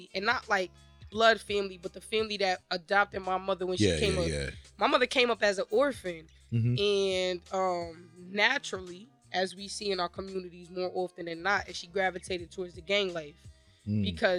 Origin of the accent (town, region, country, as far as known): New Haven, Connecticut, United States; born or raised there; also born or lived in Chicago, Illinois